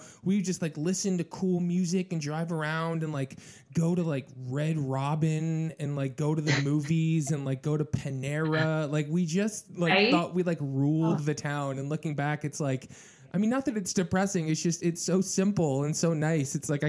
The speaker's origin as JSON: {"language": "English", "region": "Michigan", "country": "United States", "also_born_or_lived": "Naperville, Illinois", "moved": "yes", "said": "I'm from Michigan originally."}